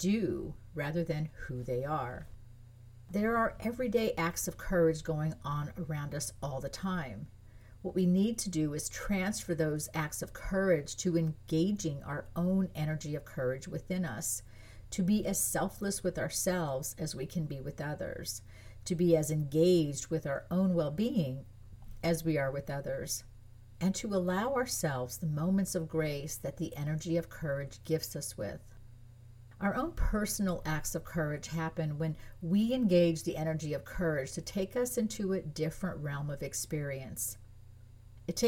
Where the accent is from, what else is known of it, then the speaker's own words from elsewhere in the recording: France; moved away; I was born in France. I grew up in France. Most of my family's French. I speak French